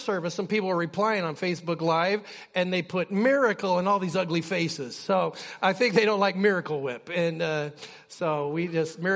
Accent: Utqiagvik, Alaska, United States; when I was a kid, I grew up in Barrow

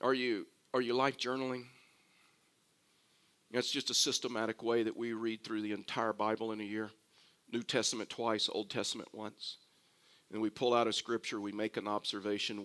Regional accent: Houston, Texas, United States; I was born and raised in Houston, Texas

